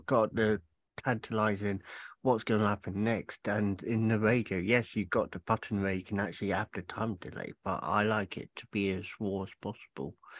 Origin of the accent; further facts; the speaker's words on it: England, United Kingdom; moved away; I'm originally from England